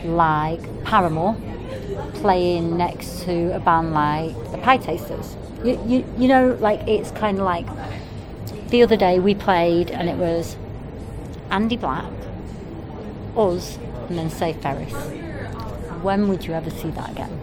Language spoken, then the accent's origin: English; Manchester, North West England, United Kingdom; when I was growing up in Manchester